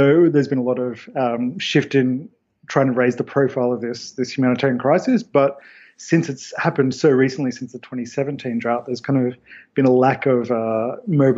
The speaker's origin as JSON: {"language": "English", "country": "Australia", "said": "I come from Australia"}